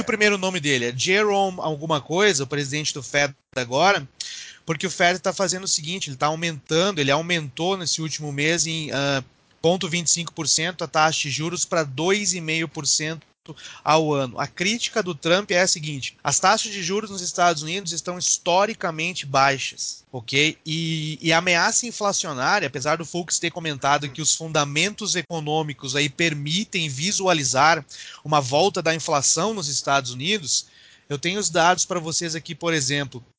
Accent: Brazil; now in United States; mas nós somos brasileiros

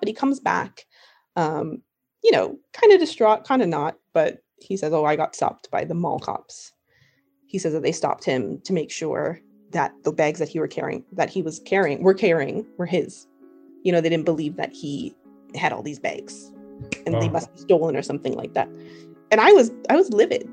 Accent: Toronto, Ontario, Canada; moved away as an adult; now in New York, United States; I'm from Canada, I'm from Toronto

